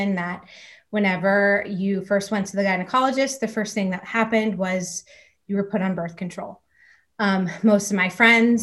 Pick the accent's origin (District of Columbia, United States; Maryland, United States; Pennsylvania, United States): Pennsylvania, United States; Pittsburgh; I'm from Pittsburgh, Pennsylvania, and I'm a mom of 5 kids